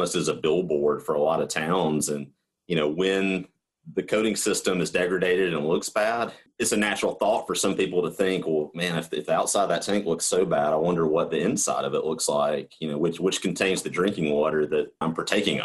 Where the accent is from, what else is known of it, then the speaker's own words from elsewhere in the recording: the South, United States; accent: southern; I thought it was just me and my southern accent. And, you know, sometimes we struggle with enunciation down here